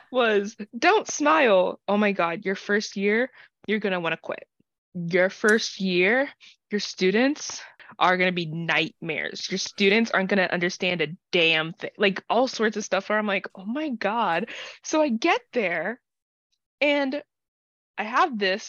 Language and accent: English; United States; I grew up neurodivergent in the American public school system